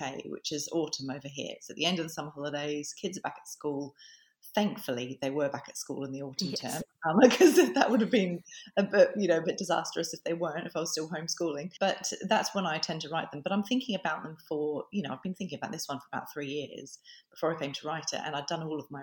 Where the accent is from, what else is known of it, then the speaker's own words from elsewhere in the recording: Adelaide Hills, South Australia, Australia; moved away as an adult; now in England; my hometown. You know, that I grew up in the Adelaide Hills